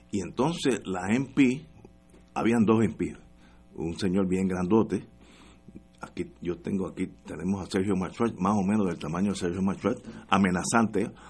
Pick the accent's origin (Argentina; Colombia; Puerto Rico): Puerto Rico; Yo me sentí tan orgulloso de ser puertorriqueño.